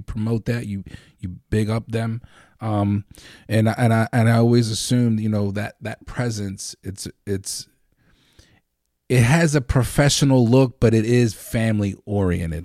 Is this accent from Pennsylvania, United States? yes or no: yes; Lancaster, Pennsylvania, United States; I grew up on Fourth, Fourth and Coral, right there